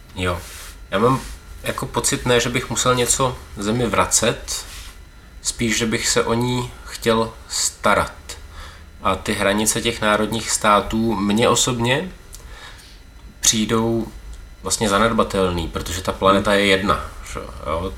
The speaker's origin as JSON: {"language": "Czech", "country": "Czechia"}